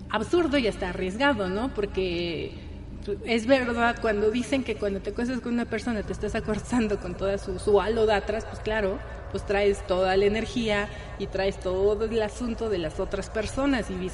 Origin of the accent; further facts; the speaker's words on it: Mexico City, Mexico; born there; había brujas, nací en la Roma, que, efectivamente